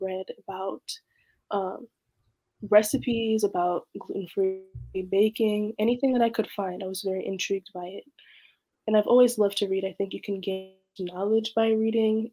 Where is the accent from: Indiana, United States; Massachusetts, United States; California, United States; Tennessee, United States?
California, United States; Oakland; I was born and raised in Oakland, California